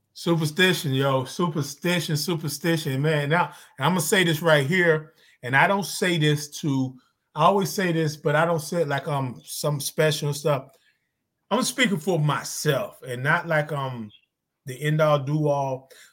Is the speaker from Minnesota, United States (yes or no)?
no; Zebulon, North Carolina, United States; moved away; I'm from Zebulon, North Carolina